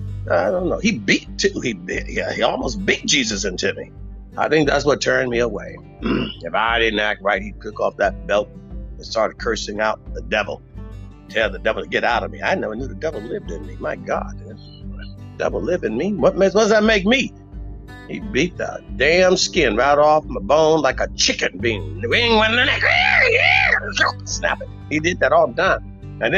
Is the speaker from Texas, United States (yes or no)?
yes; Texas, United States; Texas. We love revolution.